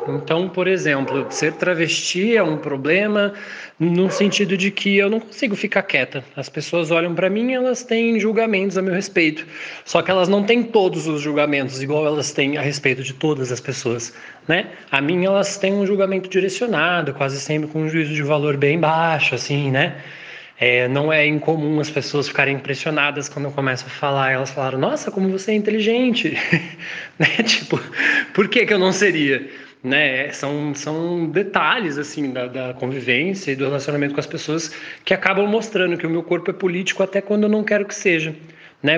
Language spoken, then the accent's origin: Portuguese; São José dos Campos, São Paulo, Brazil; moved away; na minha cidade natal ainda, né, lá em São José dos Campos.